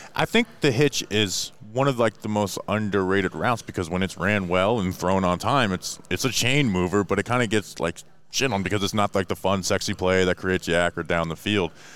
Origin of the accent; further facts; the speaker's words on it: Florida, United States; also born or lived in Brevard County, Florida; I'm from Florida